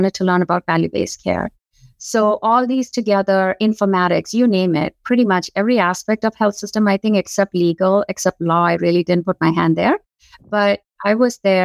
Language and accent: English; Madurai, Tamil Nadu, India; moved away as an adult; now in Tampa, United States; So I was born and raised in India. I was born in a city called Madurai, which is in southern part of India